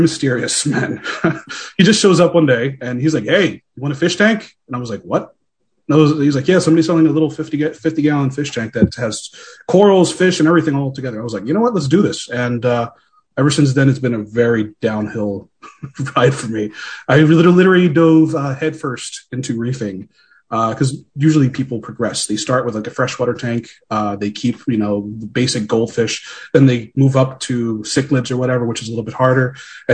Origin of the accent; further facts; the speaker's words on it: Philadelphia, Pennsylvania, United States; Born and raised in Philadelphia, but I am Puerto Rican